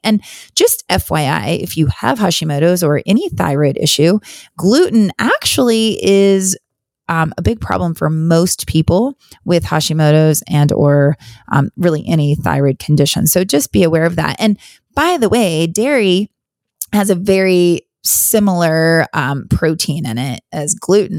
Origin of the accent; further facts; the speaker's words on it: Wyoming, United States; moved away as an adult; also born or lived in Virginia; now in North Carolina, United States; I grew up in Wyoming. I actually, uh, grew up all the way through, I was born and graduated high school in Wyoming